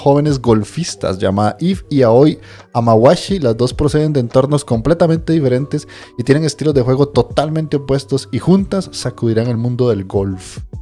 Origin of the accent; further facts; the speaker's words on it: Cartago, Costa Rica; also born or lived in San José, Costa Rica; Yo soy de Cartago, pero soy cédula 1